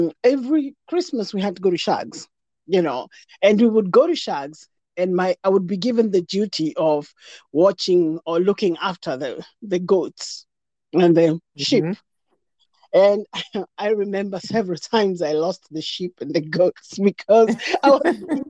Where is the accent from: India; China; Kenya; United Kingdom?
Kenya; Nairobi; moved away as an adult; now in United States; I was raised in Jericho